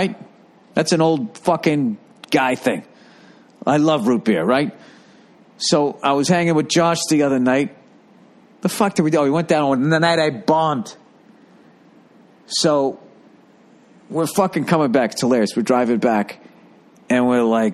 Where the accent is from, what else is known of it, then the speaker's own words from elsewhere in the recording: United States; as an American